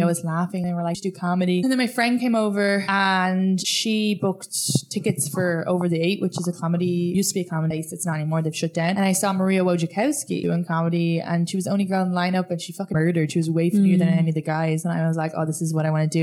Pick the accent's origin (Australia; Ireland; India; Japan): Ireland; moved away as an adult; now in United States; growing up in Ireland